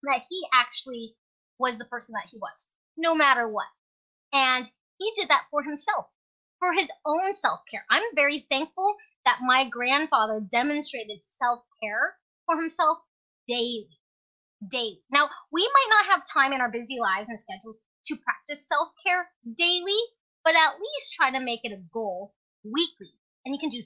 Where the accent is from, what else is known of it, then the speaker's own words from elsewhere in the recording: Alaska, United States; as a little kid growing up in Alaska as an immigrant